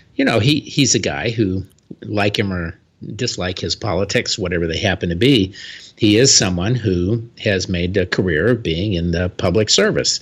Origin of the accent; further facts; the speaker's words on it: Florida, United States; my home state of Florida